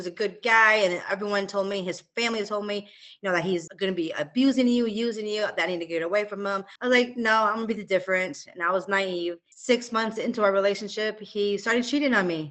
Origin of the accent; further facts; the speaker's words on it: Michigan, United States; now in Oklahoma, United States; I'm from Michigan